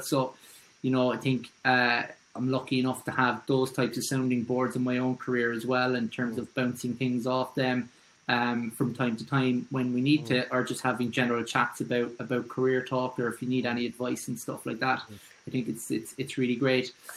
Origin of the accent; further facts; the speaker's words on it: Cork, Munster, Ireland; moved away as an adult; now in Dublin, Ireland; from Douglas in Cork. Yeah. And uh, I moved to Dublin in 2008